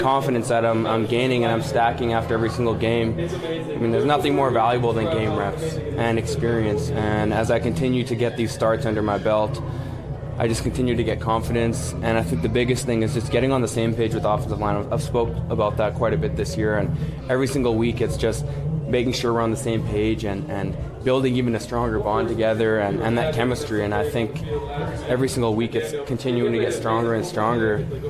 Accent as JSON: {"language": "English", "town": "Winnipeg", "region": "Manitoba", "country": "Canada", "tie": "born or raised there", "said": "my hometown"}